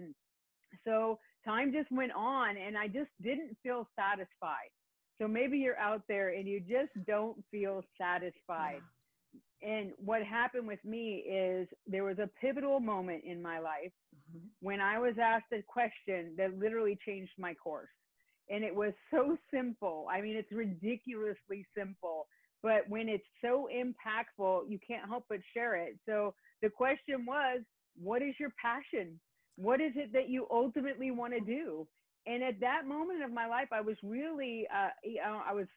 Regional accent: Northern California, United States; moved away as an adult; now in Orange County, California, United States; grew up in the northern part of the state

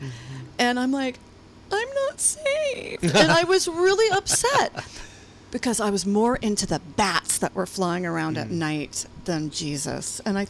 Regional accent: Lafayette, California, United States; also born or lived in Walnut Creek, California; growing up in Lafayette near the church.

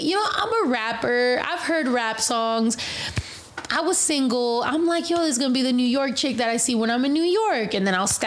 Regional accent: Mexico; also born or lived in California; I'm actually Mexican. My family's actually in Mexico

